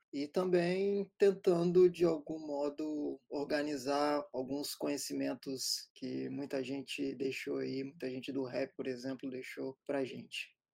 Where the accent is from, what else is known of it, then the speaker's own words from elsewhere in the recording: Serra, Espírito Santo, Brazil; Crescemos em Serra Dourada, na Serra, um bairro a uma hora e meia do centro de Vitória